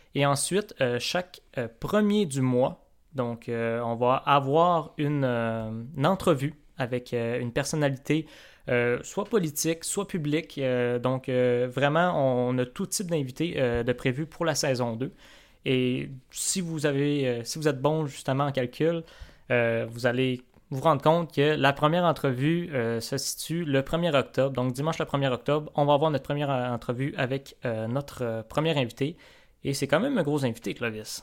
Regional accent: Quebec, Canada; moved away; ma terre natale et, euh, ta terre d'accueil, on peut dire ça comme ça, donc, euh, le Seigne Lac-Saint-Jean

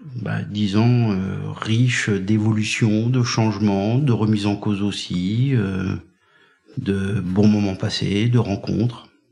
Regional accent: Brittany, France; moved away as an adult; also born or lived in Languedoc-Roussillon; Moi, je suis breton

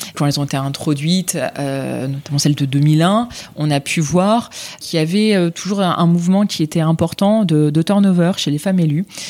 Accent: France; je suis engagée là où j'ai grandi, là où je vis

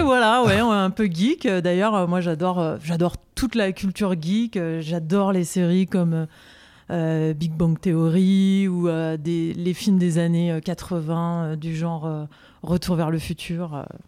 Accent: Paris, Île-de-France, France; je suis originaire de Paris

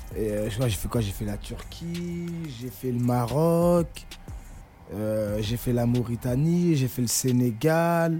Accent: France; moi, je suis un Français

